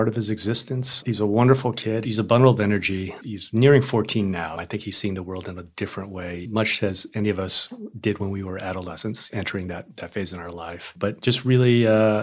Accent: Southern California, United States; moved away as an adult; also born or lived in Taiwan / Toronto, Canada; now in New York City, United States; Somewhere around 9 or 10, I moved to Southern California and pretty much spent the rest of my childhood there

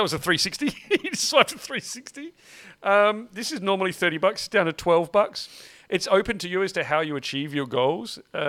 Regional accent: Salisbury, South Australia, Australia; I grew up in Salisbury.

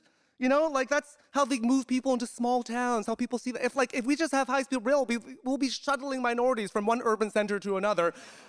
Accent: Toronto, Ontario, Canada; I am from Toronto, where a crosstown subway is 50 years late and $1 billion over budget.

